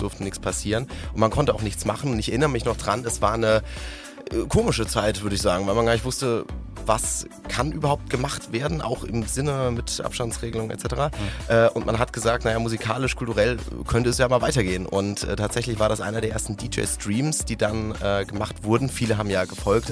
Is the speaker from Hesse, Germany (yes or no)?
yes; Frankfurt area, Hesse, Germany; now in Hamburg, Germany; hier oben äh, in Hamburg oder aus der Frankfurter Richtung, wo ich herkomme.